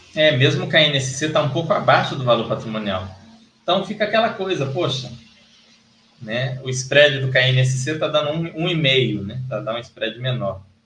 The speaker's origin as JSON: {"language": "Portuguese", "country": "Brazil", "said": "eu sou brasileiro"}